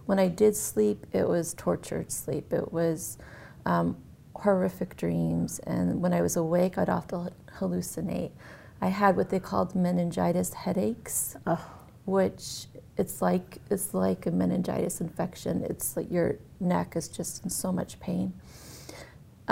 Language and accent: English; Massachusetts, United States; I grew up in Massachusetts and in a small town